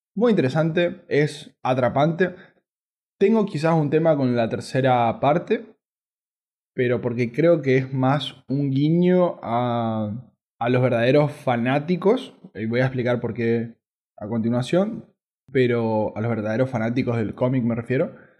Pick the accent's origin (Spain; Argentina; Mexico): Argentina